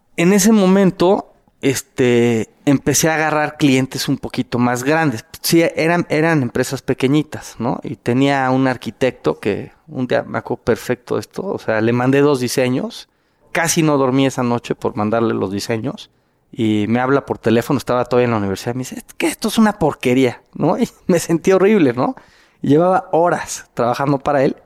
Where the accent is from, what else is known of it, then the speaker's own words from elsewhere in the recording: Mexico; yo era el único mexicano